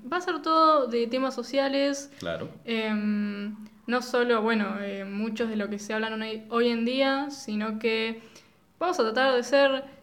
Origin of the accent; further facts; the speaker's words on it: Argentina; somos eh, sos argentinos y no tomamos mate